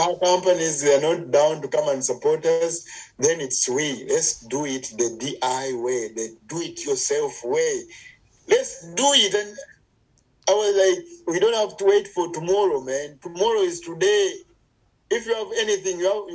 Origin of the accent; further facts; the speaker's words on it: Uganda; I'm from Uganda in Africa